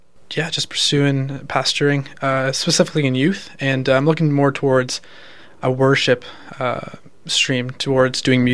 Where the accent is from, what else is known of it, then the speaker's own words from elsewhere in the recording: Milton, Ontario, Canada; moved away as an adult; now in Peterborough, Canada; I grew up in Milton, so being in Peterborough is just a very different type of city.